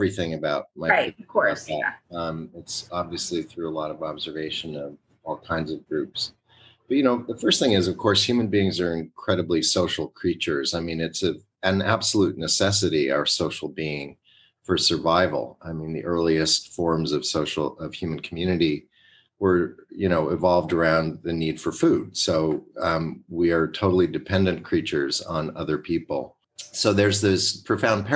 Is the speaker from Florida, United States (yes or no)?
no; Westport, Connecticut, United States; I was growing up in Westport, Connecticut